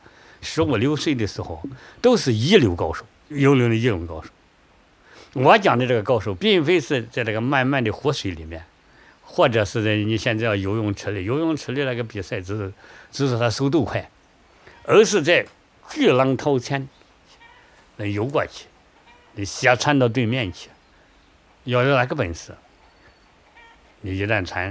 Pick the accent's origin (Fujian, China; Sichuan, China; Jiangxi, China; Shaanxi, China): Shaanxi, China; Huangjinxia; 我呢， 是土生土长的黄金峡人，我的祖祖辈辈都住在黄金峡的。